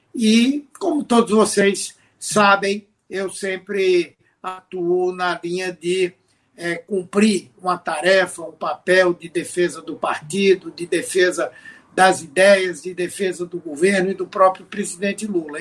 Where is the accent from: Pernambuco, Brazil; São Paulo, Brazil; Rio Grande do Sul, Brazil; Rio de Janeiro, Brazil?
Pernambuco, Brazil; como pernambucano, como senador do estado